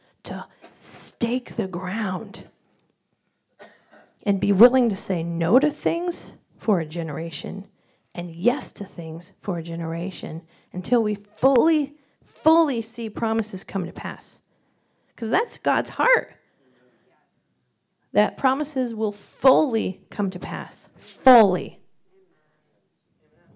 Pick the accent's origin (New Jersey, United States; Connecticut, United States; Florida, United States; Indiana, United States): Indiana, United States; moved away as an adult; also born or lived in Colorado / Redding, California; I grew up here in Indiana.